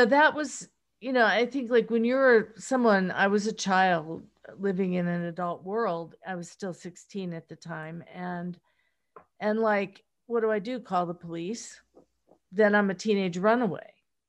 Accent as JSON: {"language": "English", "town": "Pittsburgh", "region": "Pennsylvania", "country": "United States", "accent": "Pittsburgh", "said": "Well, I had a Pittsburgh accent at the time. And I don't know if you're familiar with that, but it's very colloquial."}